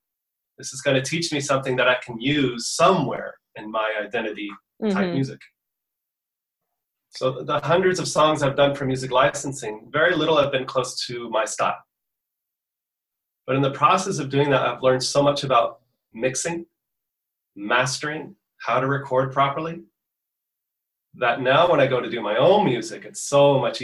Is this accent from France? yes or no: no; Portugal; also born or lived in United States; So I was born in the States, but I was raised in Portugal.